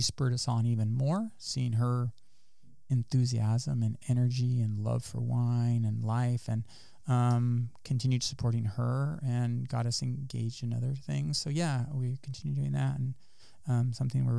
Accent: Salinas Valley, California, United States; also born or lived in Davis, California / Ithaca, New York; growing up in the Salinas Valley, there's a lot of kids that are into agriculture industry. So yes, I was around a lot of other farming kids

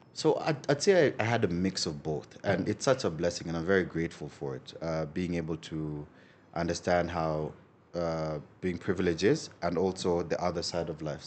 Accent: Nairobi, Kenya; that's where I grew up predominantly

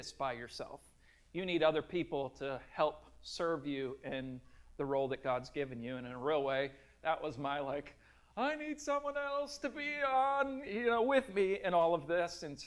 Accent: Minnesota, United States; I grew up in Minnesota

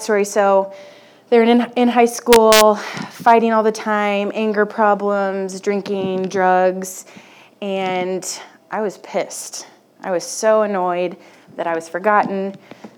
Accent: Wichita, Kansas, United States; I grew up in Wichita, and I went to a Catholic school my whole life

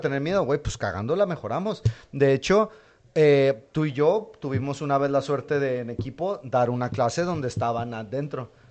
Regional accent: Madrid, Community of Madrid, Spain; yo sí soy de Madrid

